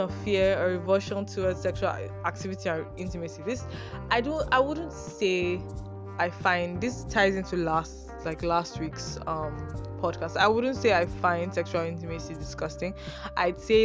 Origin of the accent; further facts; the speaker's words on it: Nigeria; as a Nigerian